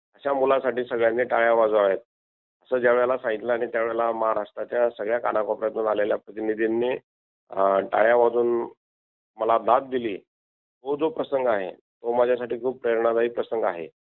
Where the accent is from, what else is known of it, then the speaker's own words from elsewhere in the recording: Warud, Maharashtra, India; also born or lived in Deoli, Amalner taluka / Dhule; माझे वडील वारुड तालुका शिंदखेडा, जिल्हा धुळे या ठिकाणी जवाहर नूतन विद्यालयाला शिक्षक म्हणून काम करत होते. त्यामुळे माझं सगळं बालपण वगैरे वारुडलाच गेलेलं आहे